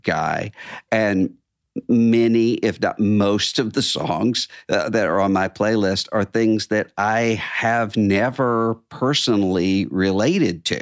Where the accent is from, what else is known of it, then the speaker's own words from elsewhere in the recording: Biloxi, Mississippi, United States; moved away; my hometown, Biloxi, Mississippi